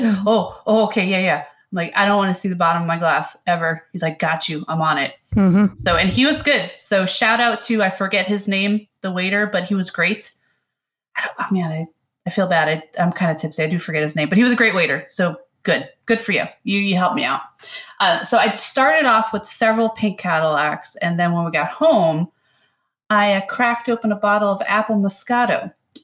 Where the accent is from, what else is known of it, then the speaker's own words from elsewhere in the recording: New York, United States; I grew up in New York